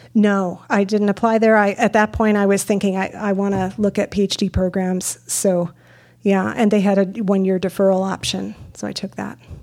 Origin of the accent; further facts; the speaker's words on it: Midwest, United States; I'm from the Midwest